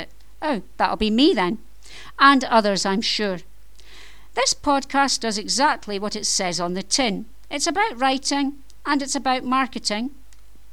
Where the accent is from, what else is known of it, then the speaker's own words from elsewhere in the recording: Scotland, United Kingdom; I am Scottish. You may have noticed from my accent, but hey, I live in Scotland and I'm Scottish